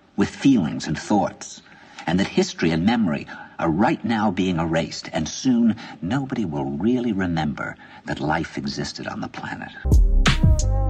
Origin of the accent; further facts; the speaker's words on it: New York, United States; I said, "New York."